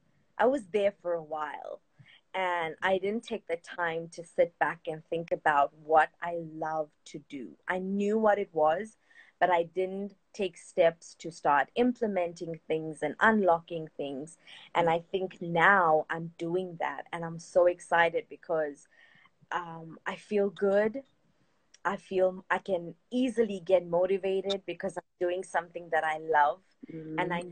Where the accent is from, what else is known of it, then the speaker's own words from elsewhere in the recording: South Africa; I'm from South Africa